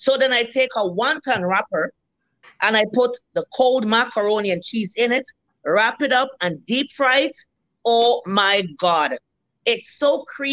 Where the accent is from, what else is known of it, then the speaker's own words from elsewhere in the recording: Jamaica; now in Winnipeg, Canada; I'm Jamaican